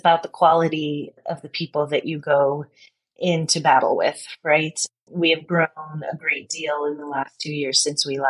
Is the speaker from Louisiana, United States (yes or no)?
no; Detroit, Michigan, United States; I'm from Detroit. I grew up there